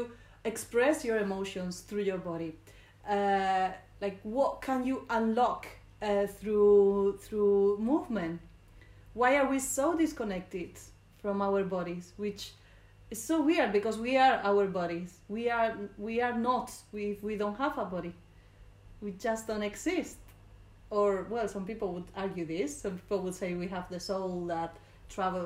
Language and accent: English; Spain; English is a second language; moved away as an adult; now in London, United Kingdom; I'm from Spain